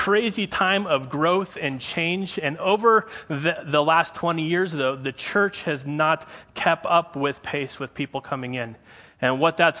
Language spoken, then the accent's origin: English; Prescott, Arizona, United States; I was born and raised in Prescott